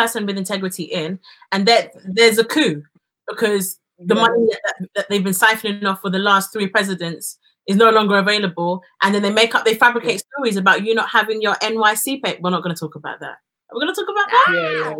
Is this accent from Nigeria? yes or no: yes; Nigeria; because we're still Nigerian